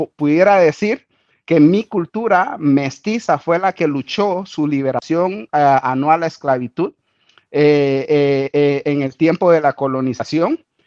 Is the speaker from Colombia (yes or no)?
no; Guatemala; moved away as an adult; now in Australia; yo soy de Guatemala